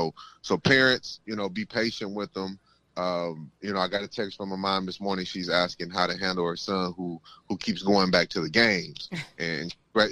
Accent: Toledo, Ohio, United States; I'm from the west side of Toledo, Auburn and Moreau.

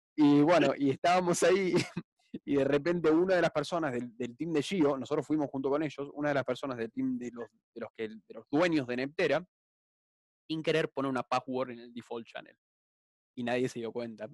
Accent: Argentina; soy argentino

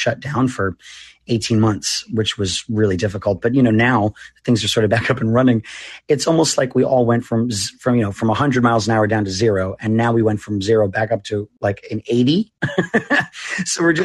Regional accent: Westerly, Rhode Island, United States; moved away; I grew up in Westerly, Rhode Island, which is a small little town right on the border of Connecticut and right on the ocean.

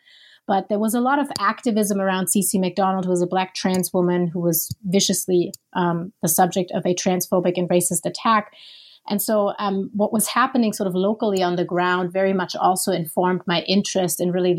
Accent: Germany; English is a second language; now in Minneapolis, United States; And so I'm originally from Germany.

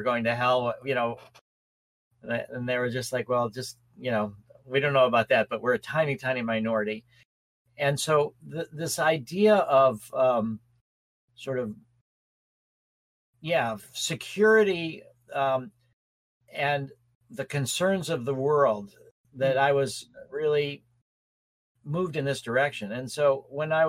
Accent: Skokie, Illinois, United States; also born or lived in Chicago / Winnetka; I grew up in Chicago. I grew up in a place called, in Skokie.

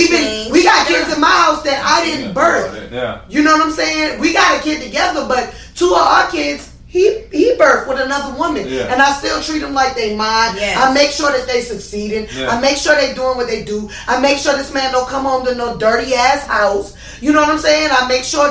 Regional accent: Charleston, South Carolina, United States; moved away; also born or lived in California / Atlanta; I'm from South Carolina

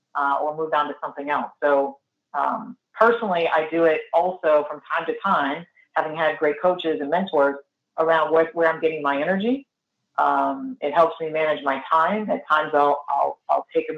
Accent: Northeast, United States; I'm also Italian from the Northeast

